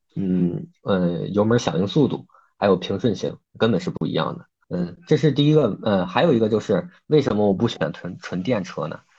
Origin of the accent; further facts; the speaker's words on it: Hebei, China; 我是一位来自河北的从事外贸行业的一个策主了